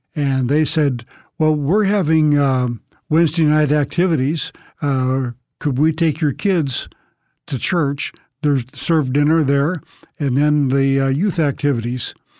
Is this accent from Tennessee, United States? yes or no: no; Long Beach, California, United States; moved away as an adult; also born or lived in Arkansas; I grew up in Southern California, Long Beach, California to be specific